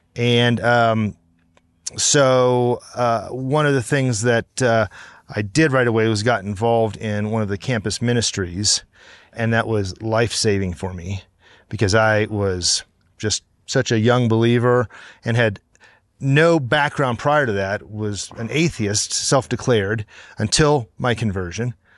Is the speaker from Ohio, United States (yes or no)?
yes; Cincinnati, Ohio, United States; Grew up in Cincinnati, Ohio